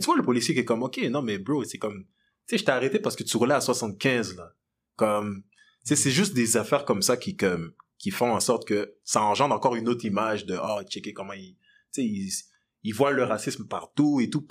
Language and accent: French; DR Congo; now in Quebec, Canada; je suis né au Congo, je viens du Congo